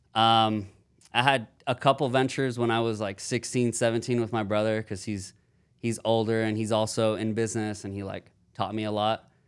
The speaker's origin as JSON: {"language": "English", "town": "Houston", "region": "Texas", "country": "United States", "tie": "born or raised there", "lives_now": "Austin, United States", "said": "I'm from Houston, Texas, born and raised"}